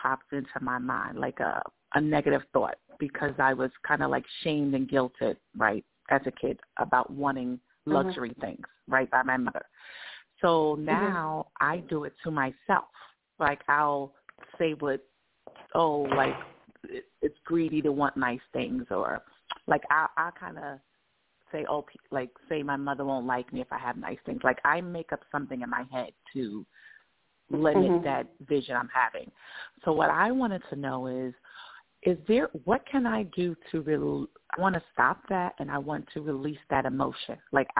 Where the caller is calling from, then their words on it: New York, United States; Thank you so much for taking my call. I'm calling from New York.